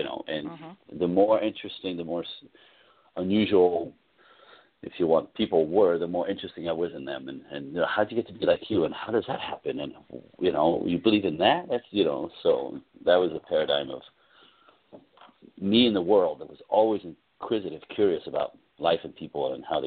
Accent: East Coast, United States; now in Los Angeles, United States; I come from the East Coast

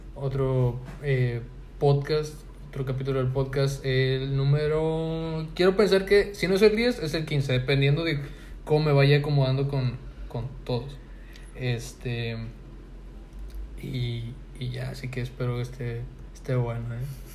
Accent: Monterrey, Nuevo León, Mexico; como buen regio

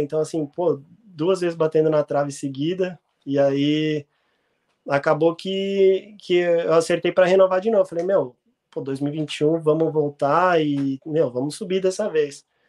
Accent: São Paulo, Brazil; moved away; also born or lived in Rio Grande do Sul; como sou de São Paulo

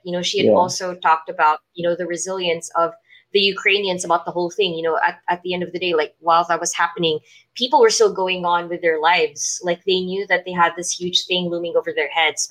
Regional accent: Philippines; we in the Philippines, we have a tradition called All Saints Day

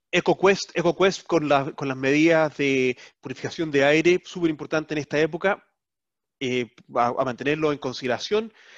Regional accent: Chile; now in Netherlands; como chileno, que radicado acá, lo que sea, ahora holandés

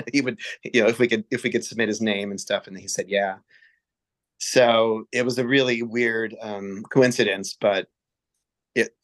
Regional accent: Champaign, Illinois, United States; moved away as an adult; also born or lived in Kansas City, Missouri / Peoria, Illinois; now in Providence, United States; I basically grew up in Champaign.

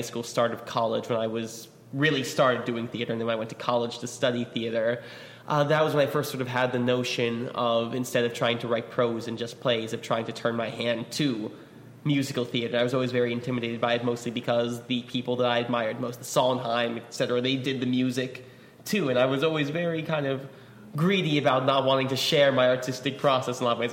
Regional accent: New York, United States; I grew up in New York

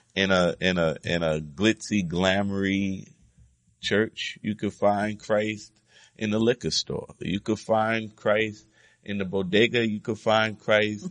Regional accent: United States; I'm an American

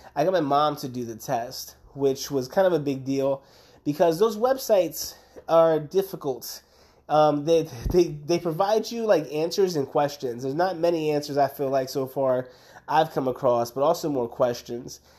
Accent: Camden, New Jersey, United States; moved away; I grew up in Camden, New Jersey

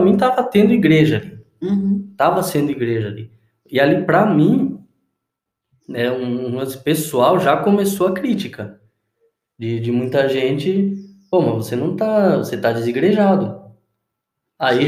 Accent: Uruguay; moved away; na igreja que eu cresci lá no Uruguai

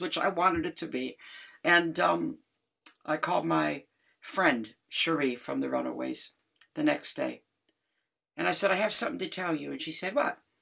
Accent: Detroit, Michigan, United States; hugely influenced by my hometown, Jamerson, Motown

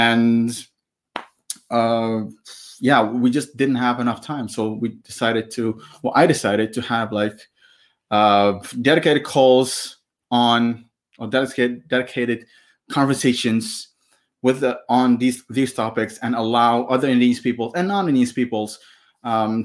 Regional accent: Maluku, Indonesia; I'm from Maluku

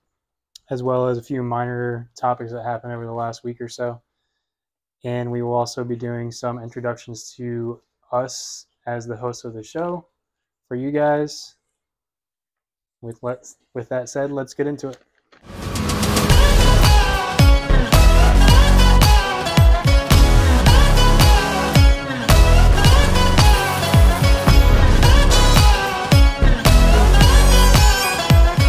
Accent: Virginia, United States; moved away as an adult; also born or lived in Florida; I grew up in Virginia

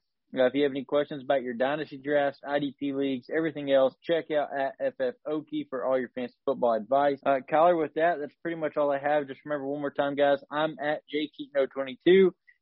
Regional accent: Oklahoma, United States; We're from Oklahoma

